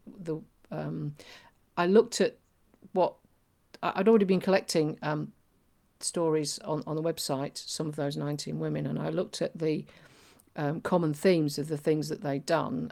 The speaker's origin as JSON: {"language": "English", "region": "Yorkshire and the Humber", "country": "United Kingdom", "said": "I'm from Yorkshire"}